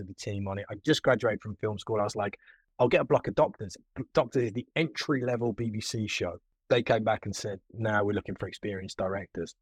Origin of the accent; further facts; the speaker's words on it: Birmingham, West Midlands, United Kingdom; Birmingham, my hometown